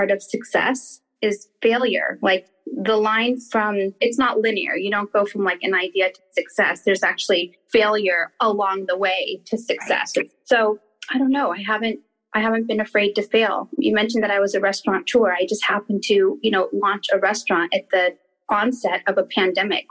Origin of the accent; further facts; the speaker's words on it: Redondo Beach, California, United States; I actually grew up in like Redondo Beach, Torrance. I'm a South Bay girl